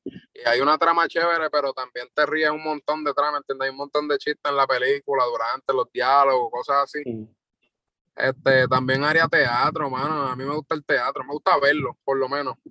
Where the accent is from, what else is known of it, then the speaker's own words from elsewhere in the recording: Loíza, Puerto Rico; yo soy de Loiza, tengo 21 años